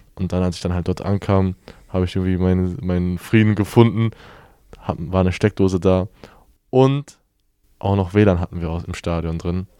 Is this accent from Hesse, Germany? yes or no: no; Bochum, North Rhine-Westphalia, Germany; ich komme ja aus Bochum ursprünglich